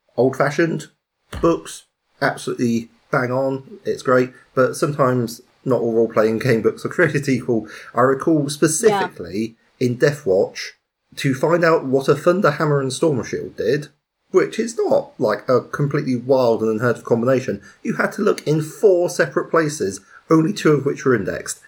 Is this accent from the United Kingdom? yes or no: yes; United Kingdom; as British people